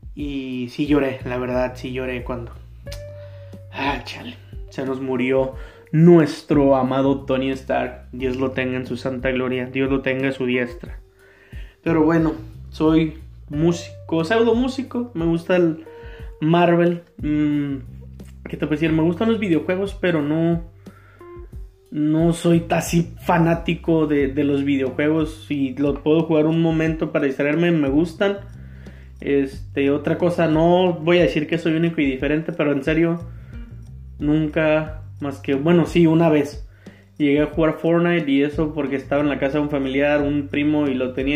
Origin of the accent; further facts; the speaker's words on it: Tijuana, Baja California, Mexico; Yo soy de Tijuana, de Baja California, Tijuana